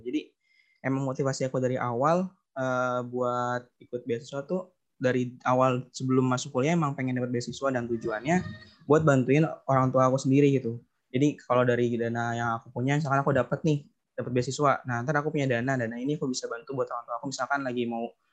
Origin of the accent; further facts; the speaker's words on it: Bekasi, West Java, Indonesia; Asalnya dari Bekasi